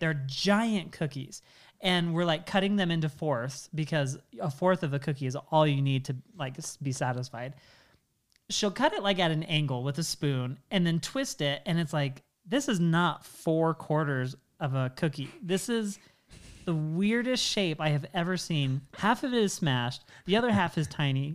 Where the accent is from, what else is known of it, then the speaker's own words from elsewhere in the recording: Washington, United States; I grew up in Washington State